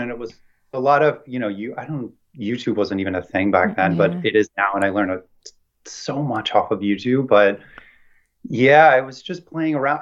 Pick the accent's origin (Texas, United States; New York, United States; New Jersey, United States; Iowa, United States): New Jersey, United States; Central; now in Brooklyn, United States; I grew up in Jersey, in like Central Jersey